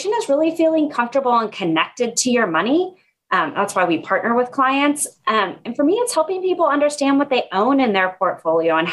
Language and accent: English; Red Lodge, Montana, United States; moved away as an adult; also born or lived in Bay Area, California; now in Seattle, United States; I grew up in Montana. I was born and raised in a little tourist town up in the mountains called Red Lodge